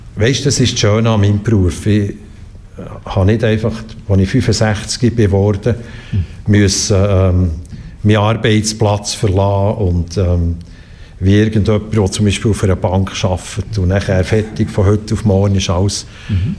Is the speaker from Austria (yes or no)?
no; Bern, Switzerland; moved away as an adult; also born or lived in Bümpliz; Ich bin ähm, in Bern geboren, dort aufgewachsen